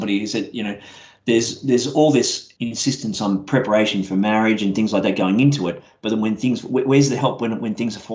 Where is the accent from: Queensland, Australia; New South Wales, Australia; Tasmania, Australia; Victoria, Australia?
Queensland, Australia; Brisbane; I grew up in Brisbane